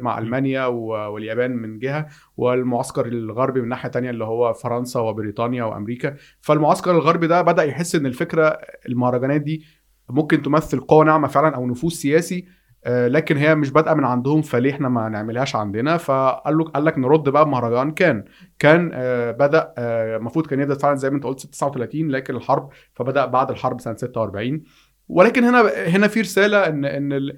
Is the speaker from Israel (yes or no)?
no; Egypt; في عندنا في مصر